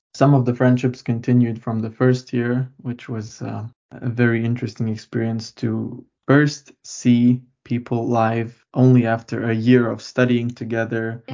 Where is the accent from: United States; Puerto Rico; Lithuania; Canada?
Lithuania; moved away as an adult; now in Mikkeli, Finland; I come from Lithuania. I was born there and uh, lived there my whole life before coming here.